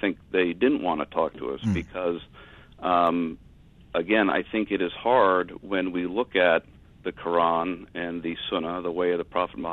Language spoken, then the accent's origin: English; United States; as an American, as a Westerner